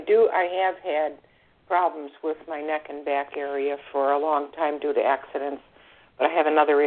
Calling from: Florida, United States; I'm calling from Florida.

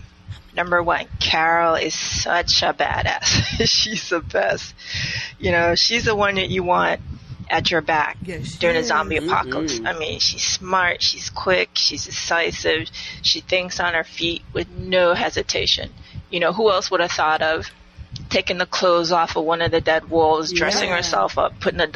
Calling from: U.S. Virgin Islands; Hey, sisters. This is …. I'm calling from the Virgin Islands.

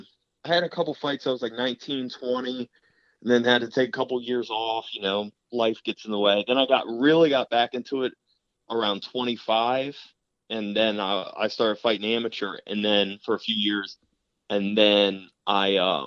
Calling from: Maryland, United States; I'm down in Maryland.

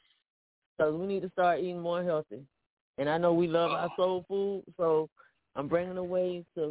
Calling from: Bradenton, Florida, United States; I'm calling from Bradenton, Florida, and I'm in the middle of Tampa and Miami.

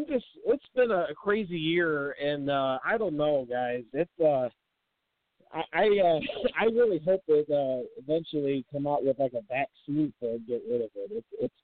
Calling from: St. Louis, Missouri, United States; from St. Louis.

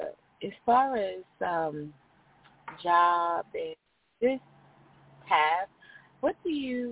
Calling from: Georgia, United States; I'm calling from

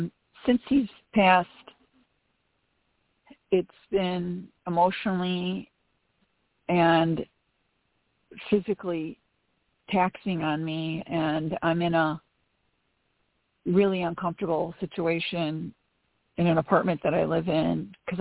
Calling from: Forest Park, Illinois, United States; This is … from Forest Park, Illinois.

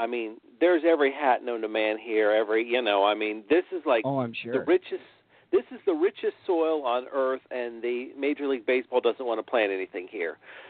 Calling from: Indianapolis, Indiana, United States; I'm calling from Indianapolis, Indiana.

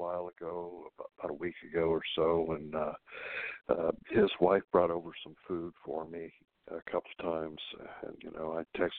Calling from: California, United States; calling from California.

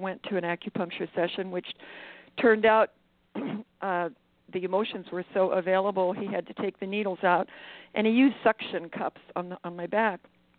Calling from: Maui, Hawaii, United States; I'm calling from Maui.

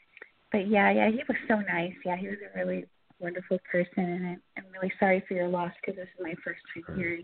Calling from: Georgia, United States; I'm calling from Georgia.

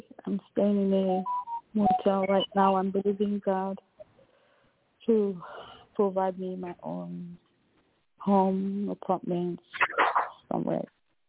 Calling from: Dallas, Texas, United States; Hi, I'm calling from Dallas.

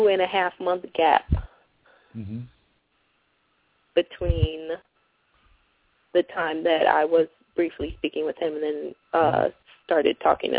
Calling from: Cleveland, Ohio, United States; I'm calling from Cleveland, Ohio.

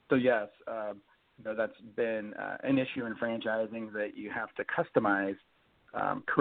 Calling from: Issaquah, Washington, United States; From Issaquah, Washington.

